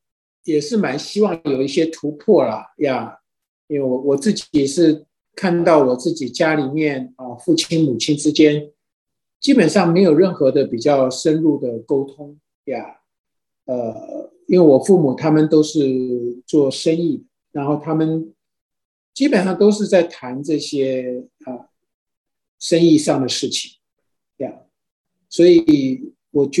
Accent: China; 其实很多时候我们中国人也都是说，就家丑不可外扬嘛

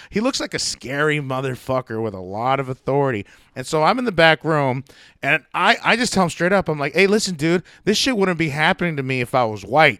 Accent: United States; I'm an American

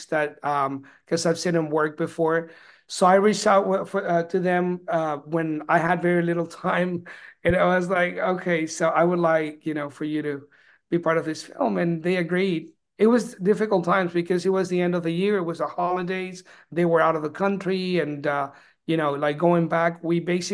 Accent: Peru; now in Austin, United States; I was actually born and raised in Peru

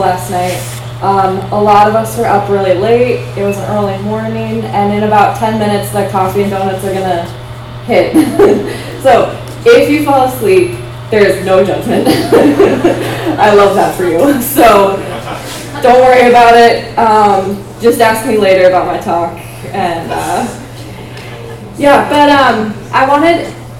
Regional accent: Iowa, United States; moved away; also born or lived in Minnesota; I grew up in Iowa, and then we moved to Minnesota

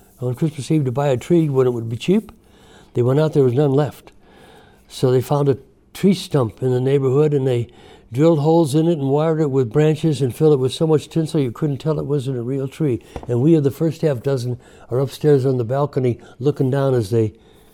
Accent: Chicago, Illinois, United States; We grew up in the steel mill district of South Chicago.

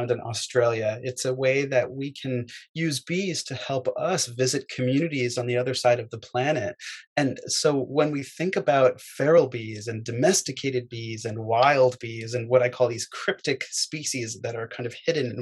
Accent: Fairfield, Connecticut, United States; also born or lived in Manhattan, New York; I was born in Manhattan and I grew up in Fairfield, Connecticut.

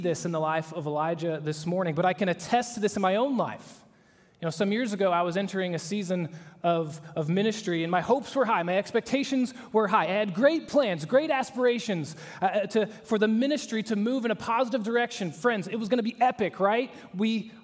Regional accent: Oklahoma, United States; moved away; I'm from Oklahoma.

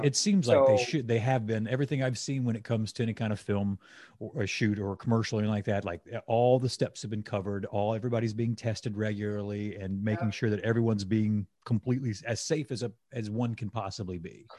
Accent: 2 hours outside of New Orleans, Mississippi, United States; moved away; I grew up 2 hours outside of New Orleans

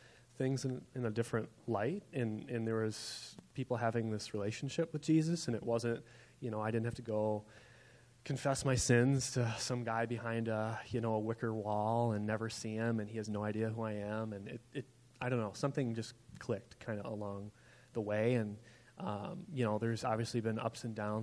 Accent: Cedar Rapids, Iowa, United States; moved away as an adult; grew up in Cedar Rapids, Iowa

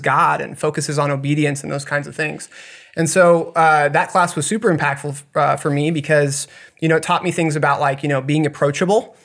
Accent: Blue Springs, Missouri, United States; also born or lived in Montana / Kansas City; I grew up, uh, most of my life over that way

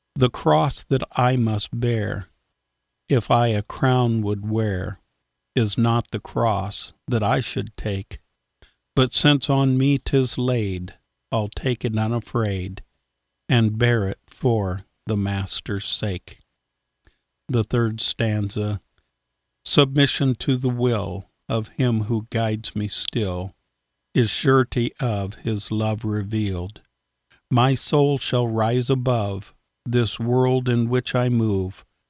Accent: Iowa, United States; as a little kid growing up in Iowa

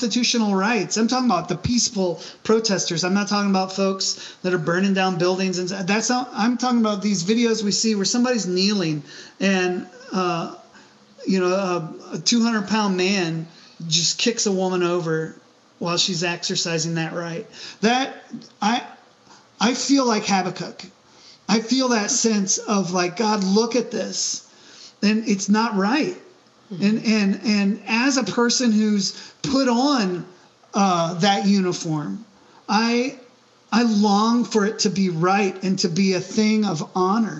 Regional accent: United States; as an American, as a veteran, of the military

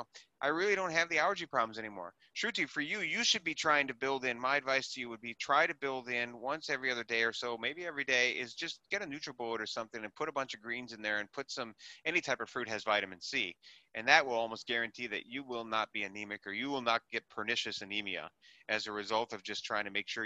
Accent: Wisconsin, United States; now in New York City, United States; I was from Wisconsin to New York City

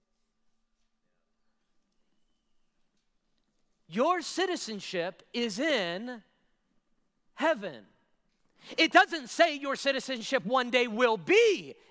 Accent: United States; American citizens like I am, I was born and raised here

